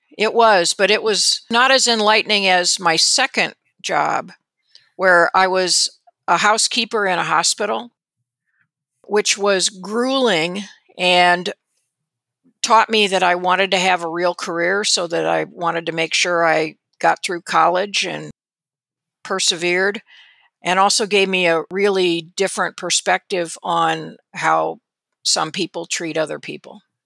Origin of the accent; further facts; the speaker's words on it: South Bend, Indiana, United States; also born or lived in California / Rochester, Minnesota; my family didn't move to Indiana until I was starting fourth grade, so we moved actually from Rochester, Minnesota, where my dad was at the Mayo Clinic, to South Bend, and that's where I spent the bulk of my childhood through high school.